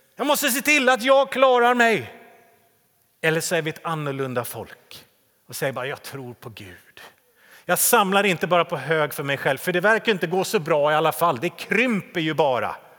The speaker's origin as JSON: {"language": "Swedish", "town": "Täby", "region": "Stockholm County", "country": "Sweden", "tie": "born or raised there", "said": "min hemförsamling där jag växte upp i Täby"}